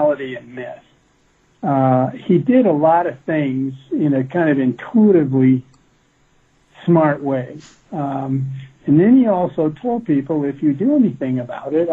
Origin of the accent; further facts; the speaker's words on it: Midwest, United States; I grew up in the Midwest